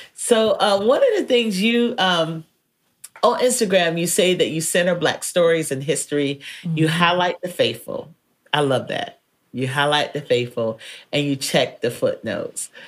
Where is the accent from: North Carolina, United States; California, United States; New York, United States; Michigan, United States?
North Carolina, United States; now in Texas, United States; growing up in North Carolina